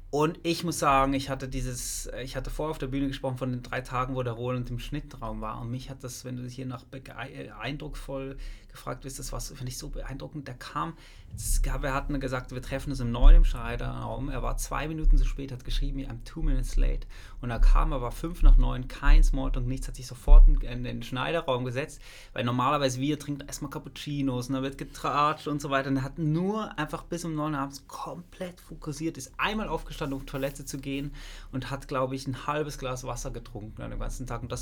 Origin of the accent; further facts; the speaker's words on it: Basel, Basel-Stadt, Switzerland; Ich bin Basler, die ganzen Kultkinos in der Schweiz, in Basel.